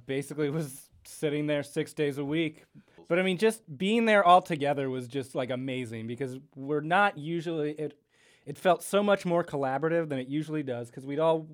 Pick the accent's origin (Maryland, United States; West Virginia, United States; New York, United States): New York, United States; New York City; we are from New York. This is a New York podcast.